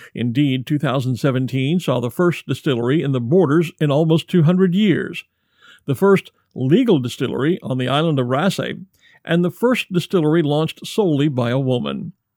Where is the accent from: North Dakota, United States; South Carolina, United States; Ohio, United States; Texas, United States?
Texas, United States; Growing up in Texas in the 1970s